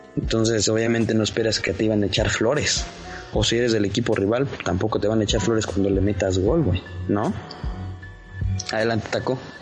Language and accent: Spanish; Toluca, State of Mexico, Mexico; Yo soy de Toluca